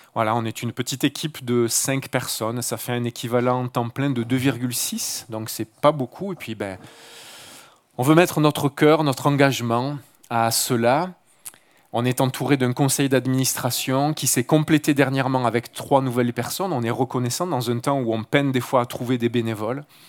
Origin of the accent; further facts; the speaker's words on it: Marseille, Provence-Alpes-Côte d'Azur, France; moved away; je ne suis pas originaire d'un petit village de la région, mais d'une grande ville du sud de la France, Marseille, voilà, le bord de mer. mes racines, j'y suis né, j'ai grandi